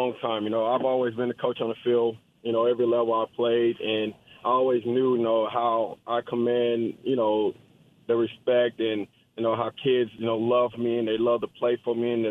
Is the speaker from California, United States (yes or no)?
no; Dallas, Texas, United States; born or raised there